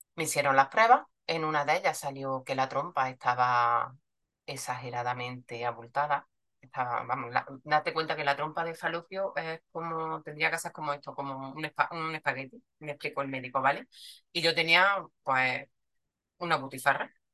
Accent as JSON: {"language": "Spanish", "town": "Córdoba", "region": "Andalusia", "country": "Spain", "tie": "born or raised there", "said": "soy de Córdoba, vivo en Córdoba, nacida en Córdoba y trabajo en Córdoba"}